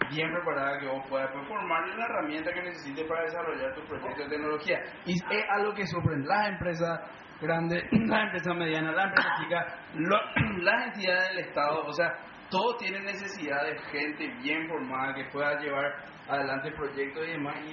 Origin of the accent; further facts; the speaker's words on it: Paraguay; no creo que nada me haga más orgulloso como paraguayo